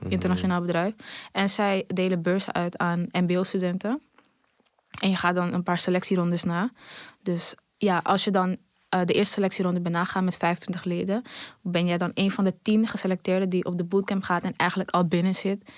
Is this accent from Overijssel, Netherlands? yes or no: no; Amsterdam, North Holland, Netherlands; pas verhuisd uit Amsterdam-Zuidoost. Dus daar geboren en getogen.